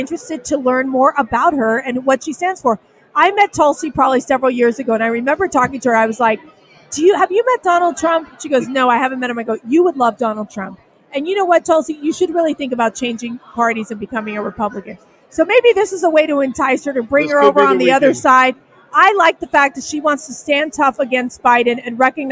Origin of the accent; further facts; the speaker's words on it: Miami, Florida, United States; I am from Miami, Florida